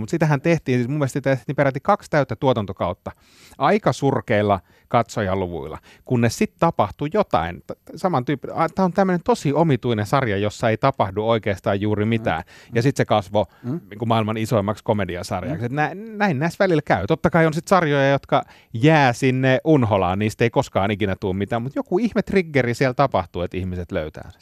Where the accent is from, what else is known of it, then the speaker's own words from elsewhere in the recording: Kainuu, Finland; mä oon Kainuusta kotoisin